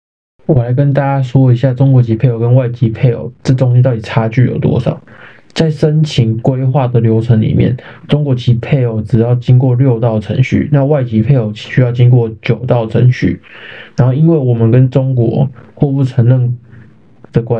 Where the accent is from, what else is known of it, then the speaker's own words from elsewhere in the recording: Taiwan; 还是故意要考死我们台湾人民呢